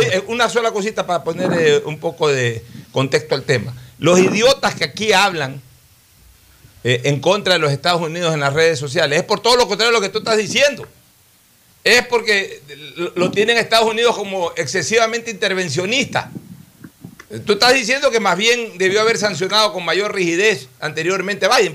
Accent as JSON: {"language": "Spanish", "country": "Ecuador"}